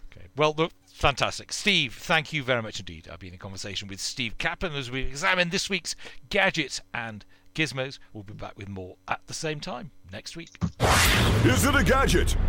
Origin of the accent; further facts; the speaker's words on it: United Kingdom; We're British.